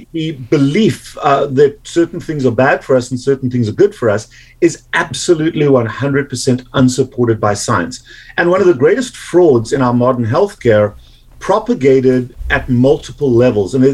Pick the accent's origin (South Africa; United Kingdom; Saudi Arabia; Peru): South Africa; accent: South African; moved away as an adult; now in United States; I've been in the US since 1989, but I've retained my accent quite pleasingly for me.